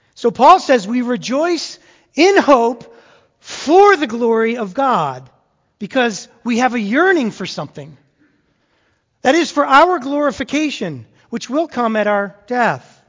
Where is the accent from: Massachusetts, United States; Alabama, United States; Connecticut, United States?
Massachusetts, United States; moved away; I grew up in Massachusetts